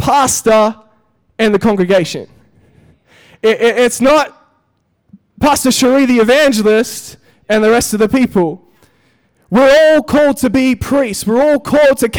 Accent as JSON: {"language": "English", "town": "Perth", "region": "Western Australia", "country": "Australia", "tie": "born or raised there", "also_born_or_lived": "Europe", "moved": "as an adult", "lives_now": "Melbourne, Australia", "said": "I grew up in Perth"}